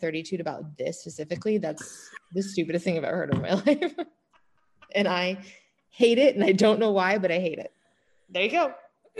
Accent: Illinois, United States; I am originally from Illinois, though, so I was right next

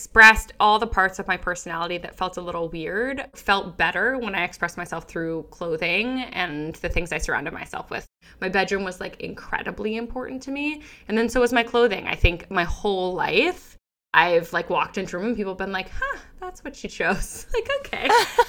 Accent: London, United Kingdom; also born or lived in Japan; I was born in London. I spent some years in Japan, moved back to London and graduated high school there.

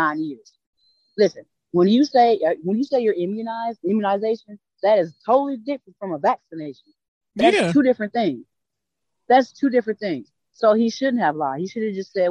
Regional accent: Midwest, United States; now in Las Vegas, United States; I'm from the Midwest

